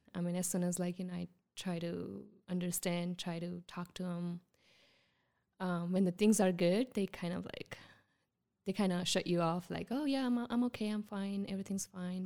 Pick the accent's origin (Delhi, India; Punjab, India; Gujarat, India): Gujarat, India; first language Gujarati; English is a second language; moved away as an adult; you know, I'm from Gujarat